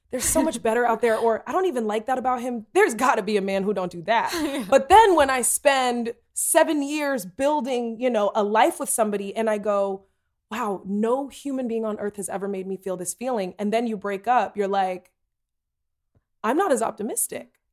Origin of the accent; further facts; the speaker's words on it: Tennessee, United States; I'm from Tennessee, and I don't think you need to put that voice on there.